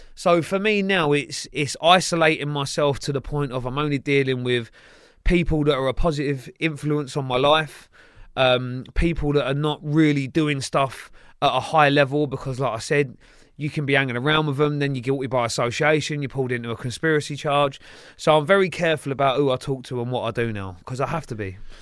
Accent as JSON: {"language": "English", "town": "Sunbury", "region": "South East England", "country": "United Kingdom", "tie": "born or raised there", "also_born_or_lived": "Kingston upon Thames / Tolworth / Staines / Feltham", "said": "from there I went to the border of Sunbury and Feltham. And then that's where predominantly I grew up"}